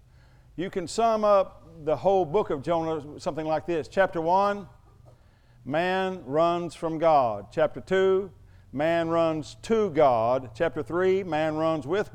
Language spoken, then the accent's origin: English; Oklahoma, United States; I'm from Oklahoma